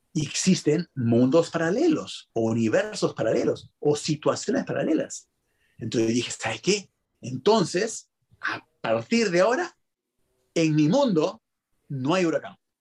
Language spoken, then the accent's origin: Spanish; Peru; soy peruano